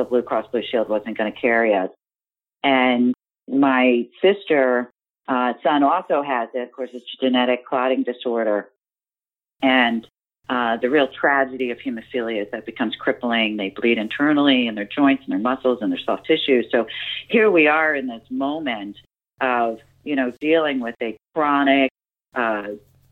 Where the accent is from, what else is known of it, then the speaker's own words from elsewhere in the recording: Potomac, Maryland, United States; also born or lived in Virginia; I grew up in the Washington, D.C. area in Potomac, Maryland